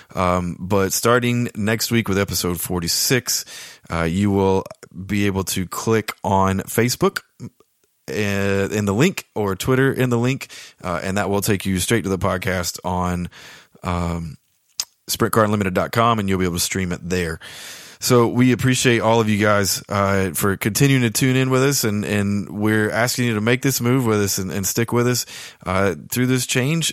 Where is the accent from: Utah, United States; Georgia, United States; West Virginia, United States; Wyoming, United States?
Georgia, United States; South; moved away; where I grew up in South Georgia